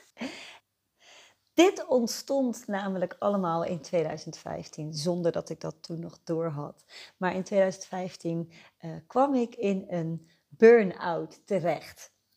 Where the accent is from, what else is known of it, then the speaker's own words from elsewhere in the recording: Netherlands; moved away as an adult; now in Nieuwegein, Netherlands; Ik ben geboren en getogen in Beeldhoven en voor de liefde naar Nieuwegein verhuisd en daar woon ik nu nog steeds.